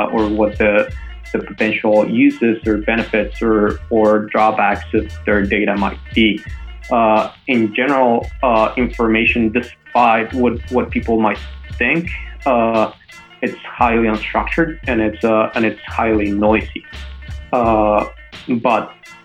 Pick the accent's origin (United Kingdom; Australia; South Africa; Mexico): Mexico; Mexico City; moved away; I'm from Mexico City originally